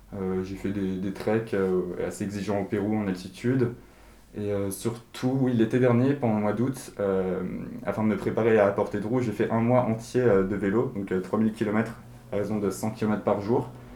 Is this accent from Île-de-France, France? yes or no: yes; Paris, Île-de-France, France; moi je suis né et, j'ai grandi à Paris